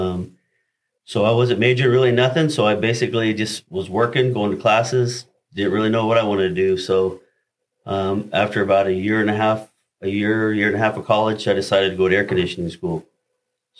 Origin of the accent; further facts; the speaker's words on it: Globe, Arizona, United States; Born and raised in Globe, Arizona.